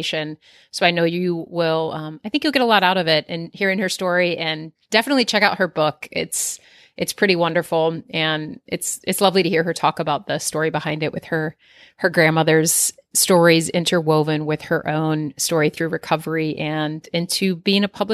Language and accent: English; East Coast, United States; now in Southern California, United States; where I grew up on the East Coast